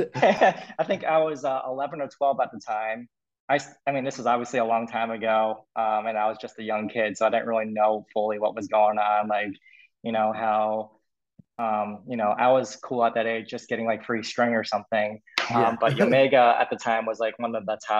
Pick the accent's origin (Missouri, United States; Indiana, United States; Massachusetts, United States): Massachusetts, United States; I'm from Massachusetts